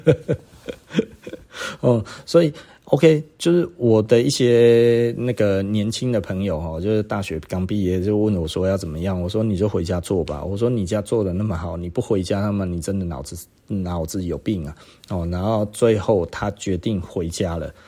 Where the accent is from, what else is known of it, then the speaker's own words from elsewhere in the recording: Taiwan; 其实我就是台湾人